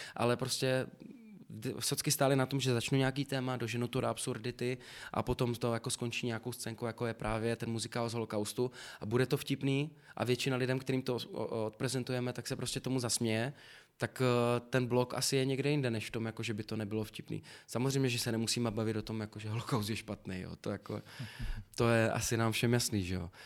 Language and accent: Czech; Moravian-Silesian Region, Czechia; accent: Silesian; now in Prague, Czech Republic; Slezský, no. Já jako snažím se ho krotit